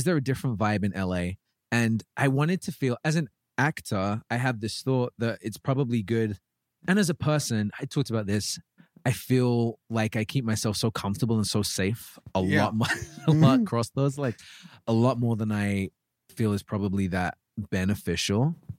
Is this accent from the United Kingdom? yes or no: yes; England, United Kingdom; Yeah, I'm English.